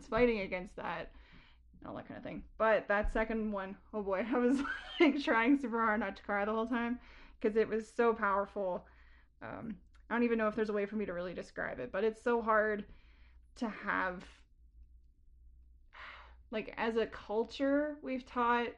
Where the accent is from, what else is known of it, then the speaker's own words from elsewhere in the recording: Canada; as a Canadian